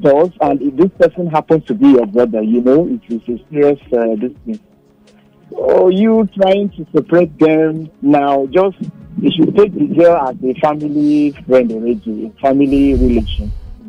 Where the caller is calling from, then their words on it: Ikorodu, Lagos, Nigeria; in Ikorodu.